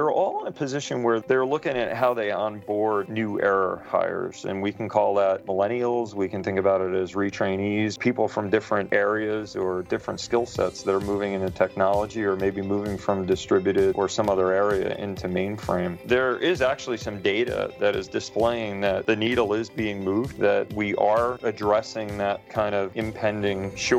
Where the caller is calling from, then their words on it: Islandia, New York, United States; I'm actually sitting in Islandia in New York